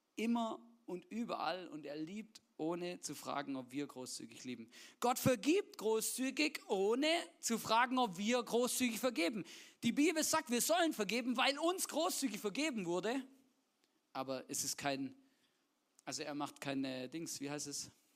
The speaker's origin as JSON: {"language": "German", "area": "Swabia", "region": "Baden-Württemberg", "country": "Germany", "tie": "born or raised there", "said": "ich bin ja gebürtiger Schwabe"}